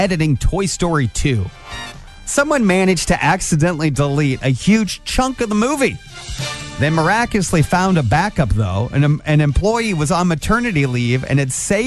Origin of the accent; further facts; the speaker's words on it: Angola, Indiana, United States; I grew up in Angola. We have 101 lakes in our county